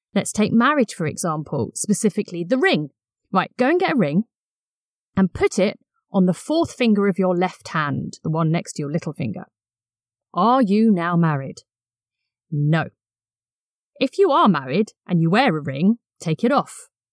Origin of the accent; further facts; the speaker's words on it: Brighton, South East England, United Kingdom; I grew up in Brighton and used to attend beach baptisms